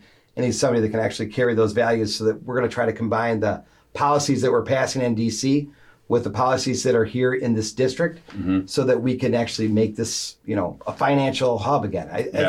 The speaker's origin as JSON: {"language": "English", "town": "Grand Rapids", "region": "Michigan", "country": "United States", "tie": "born or raised there", "also_born_or_lived": "Birmingham, Michigan", "lives_now": "Highland, United States", "said": "I grew up in Grand Rapids."}